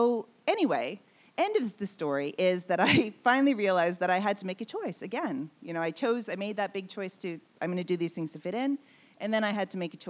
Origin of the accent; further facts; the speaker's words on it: Manitoba, Canada; also born or lived in Vancouver; now in Sweden; the tiny town I come from in Manitoba, we have immigrants from everywhere